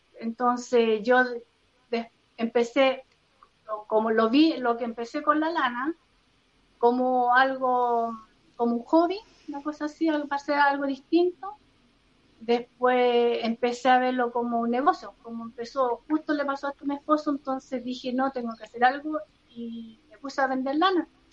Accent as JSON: {"language": "Spanish", "town": "Rancagua", "region": "O'Higgins", "country": "Chile", "said": "Soy de Rancagua"}